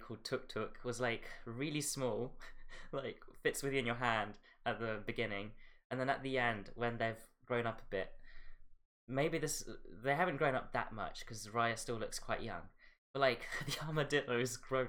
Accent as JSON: {"language": "English", "country": "Philippines", "said": "it's basically my culture because I'm from the Philippines"}